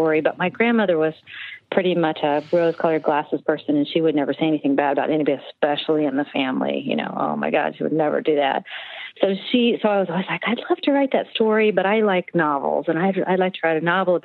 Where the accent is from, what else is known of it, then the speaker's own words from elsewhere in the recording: Akron, Ohio, United States; moved away as an adult; grew up in Ohio, northern Ohio, Akron area